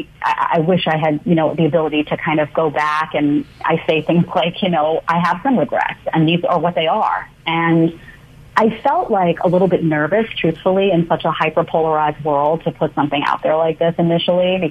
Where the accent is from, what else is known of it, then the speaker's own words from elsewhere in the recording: New York City, New York, United States; also born or lived in Manhattan; I grew up in Staten Island, New York, in a small condo behind the Staten Island Mall